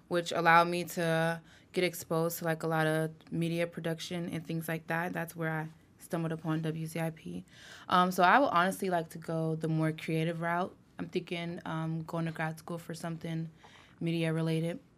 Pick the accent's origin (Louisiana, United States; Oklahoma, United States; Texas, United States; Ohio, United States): Ohio, United States; Columbus; also born or lived in Youngstown, Ohio; I'm from Columbus, Ohio